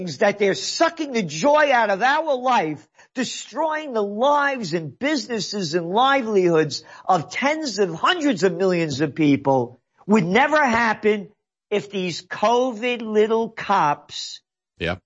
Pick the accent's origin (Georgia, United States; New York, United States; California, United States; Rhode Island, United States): New York, United States; New York City; I grew up in the Bronx